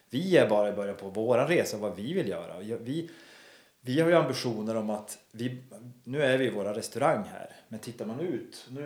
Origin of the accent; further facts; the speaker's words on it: Kalix, Norrbotten County, Sweden; now in Härnösand, Sweden; Men Härnösand, om man då jämför med Kalix, där jag kommer ifrån, så känns ju Kalix som Ryssland i jämförelsevis med här.